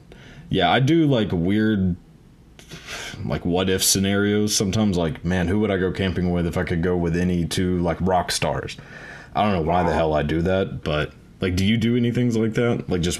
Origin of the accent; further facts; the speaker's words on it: the South, United States; growing up in the South, it's pretty much like Jeff Foxworthy country here.